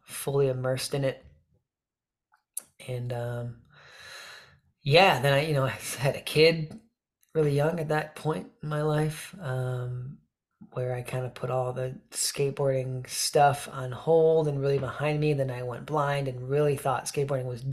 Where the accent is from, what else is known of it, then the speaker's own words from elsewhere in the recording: Michigan, United States; growing up in Michigan here.